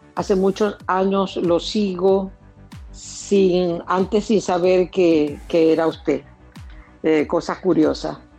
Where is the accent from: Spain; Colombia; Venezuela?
Venezuela; moved away as an adult; now in Orlando, United States; soy venezolana, tengo cinco años viviendo en los Estados Unidos